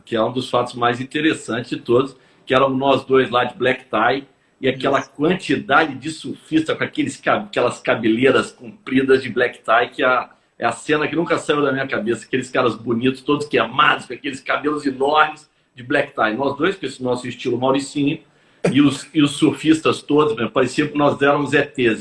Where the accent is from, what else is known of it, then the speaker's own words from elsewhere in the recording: Belo Horizonte, Minas Gerais, Brazil; moved away as an adult; now in Rio de Janeiro, Brazil; Eu sou mineiro de Belo Horizonte.